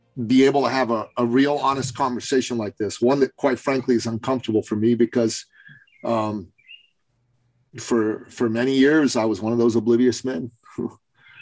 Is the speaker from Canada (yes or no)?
yes; Canada; I'm from Canada